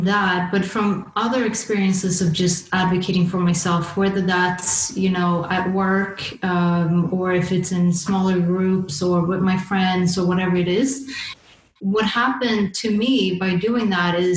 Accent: Sweden; moved away as an adult; now in London, United Kingdom; growing up in Sweden

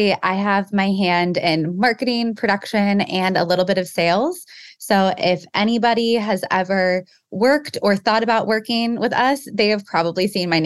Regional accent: Marietta and Kennesaw, metro Atlanta, Georgia, United States; moved away as an adult; also born or lived in Chicago / South Florida / Milwaukee; now in North Georgia mountains, United States; I grew up between Marietta and Kennesaw, so also metro Atlanta

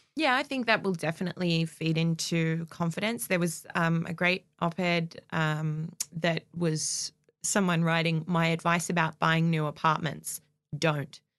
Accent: Castle Hill, New South Wales, Australia; I grew up in Castle Hill

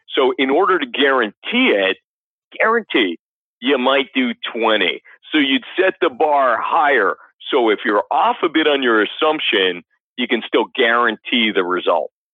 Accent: Canada; I grew up in Canada.

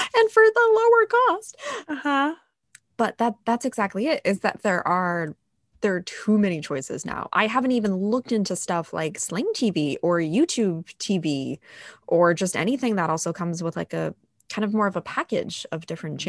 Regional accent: New England, United States; i'm a born and raised new englander

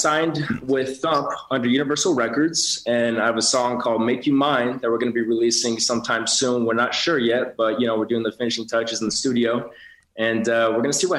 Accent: Los Angeles, California, United States; also born or lived in Glendale, California; Born in Glendale, California. Right. Raised in Eagle Rock, Highland Park, and then lived in Vegas for a few years and moved back to LA, the homeland, in 2018.

